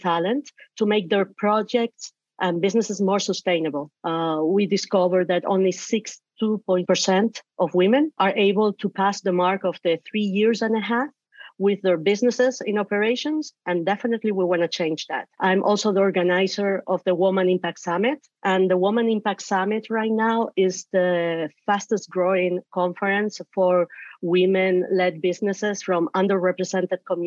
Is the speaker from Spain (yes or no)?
yes; Canary Islands, Spain; English is a second language; now in San Francisco Bay Area, United States; I was born and raised in the Canary Islands, Spain, in front of the Western Sahara coast. And I am an immigrant.